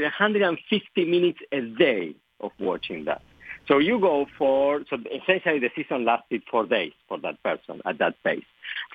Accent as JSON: {"language": "English", "country": "Argentina", "tie": "born or raised there", "first_language": "Spanish", "second_language": "English", "moved": "yes", "said": "English is not my native language. I was born and raised in Argentina"}